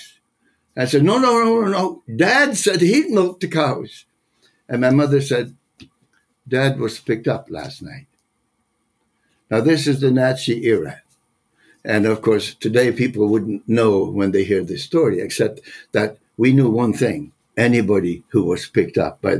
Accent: Netherlands; moved away; I was born in the Netherlands

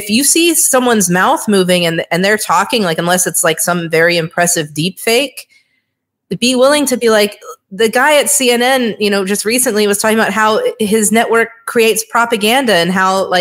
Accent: Hawaii, United States; moved away as an adult; also born or lived in New York; I grew up in Hawaii, which is a very left-leaning state.

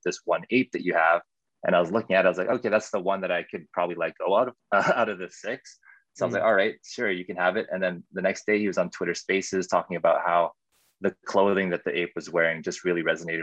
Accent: Winnipeg, Manitoba, Canada; I'm also from Canada, Winnipeg

